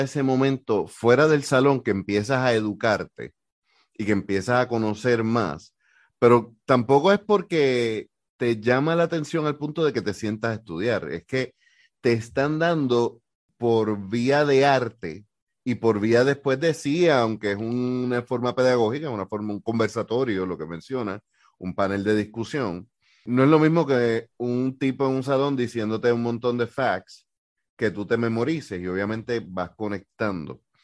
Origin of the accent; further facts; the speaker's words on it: Puerto Rico; yo lo veo desde Puerto Rico